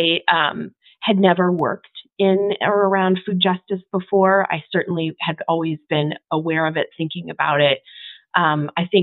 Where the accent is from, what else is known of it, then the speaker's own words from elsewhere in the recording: Minnesota, United States; moved away as an adult; now in Boise, United States; I am from Minnesota and up until recently lived in Minneapolis